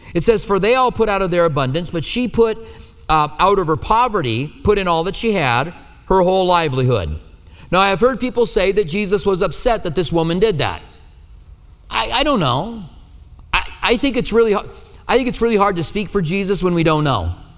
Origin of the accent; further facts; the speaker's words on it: Iowa, United States; accent: Iowa; now in Tucson, United States; my Iowa accent, all right? That's where I'm, well, I was born